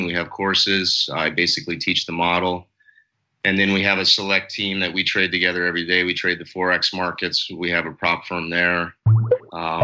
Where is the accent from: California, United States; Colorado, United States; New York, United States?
Colorado, United States; moved away as an adult; now in South Florida, United States; I'm from Colorado originally